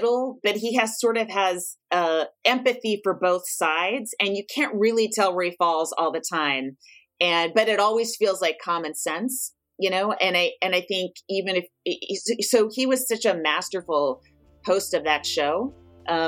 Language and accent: English; San Francisco, California, United States; I'm from San Francisco